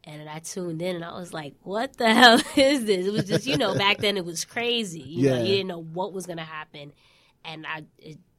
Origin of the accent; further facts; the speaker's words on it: New York City, New York, United States; I'm from Queens. Been living here my whole life